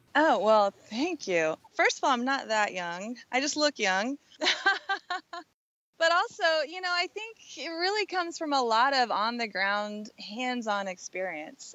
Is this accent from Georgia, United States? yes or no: no; Southern Oregon, United States; I went back to work with farmers in, in my hometown in Southern Oregon